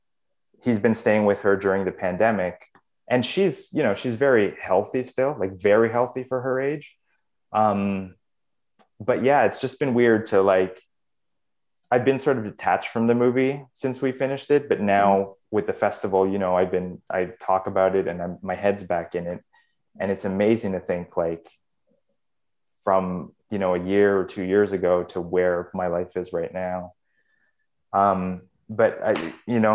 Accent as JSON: {"language": "English", "country": "Canada", "tie": "born or raised there", "said": "I was born in Canada"}